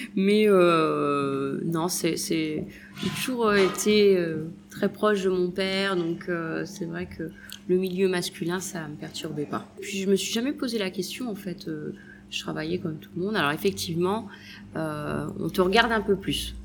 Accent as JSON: {"language": "French", "town": "Deauville", "region": "Normandy", "country": "France", "tie": "born or raised there", "also_born_or_lived": "Paris / Switzerland", "moved": "as an adult", "lives_now": "Nice, France", "said": "moi je suis originaire de Deauville"}